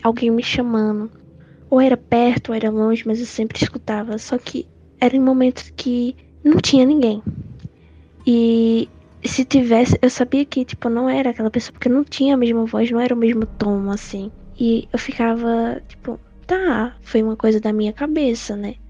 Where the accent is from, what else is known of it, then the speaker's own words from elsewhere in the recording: São Bento do Una, Pernambuco, Brazil; eu sou de São Bento do Una, Pernambuco